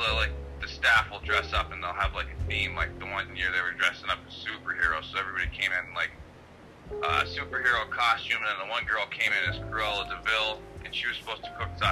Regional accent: Mountain Top, Pennsylvania, United States; I'm from Mountaintop

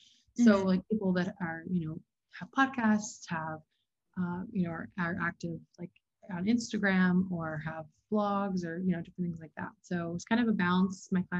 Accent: Hilton Head, South Carolina, United States; I grew up in Hilton Head, South Carolina.

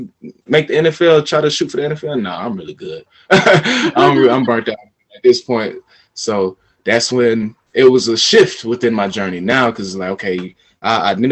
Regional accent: Smyrna, Georgia, United States; also born or lived in Florida / China; I'm from Georgia, born and raised

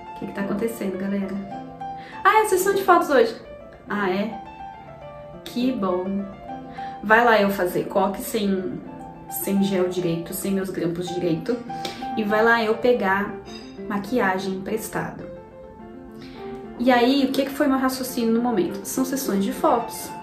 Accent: Brazil; a gente é brasileiro

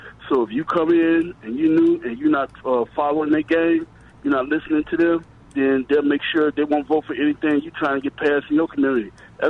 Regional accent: Oak Park and West Side, Illinois, United States; now in Chicago, United States; I just moved in this area. I'm actually from Oak Park and Westside. I'm on the south side now.

